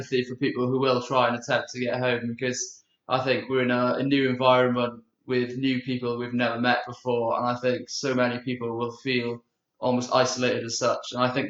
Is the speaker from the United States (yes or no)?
no; Swansea, Wales, United Kingdom; moved away as an adult; now in Birmingham, United Kingdom; I'm from Swansea and I'm a first year law student.